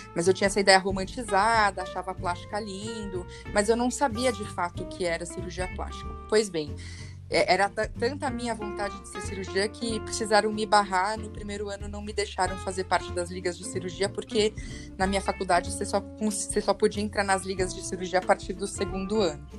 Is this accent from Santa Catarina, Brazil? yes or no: no; São Paulo, Brazil; eu sou de São Paulo, né? Eu nasci na Avenida Paulista, então nunca saí daqui